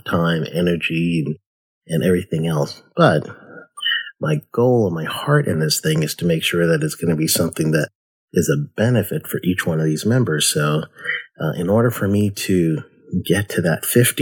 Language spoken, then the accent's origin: English; United States; also born or lived in Guyana; I was born in America, youngest of five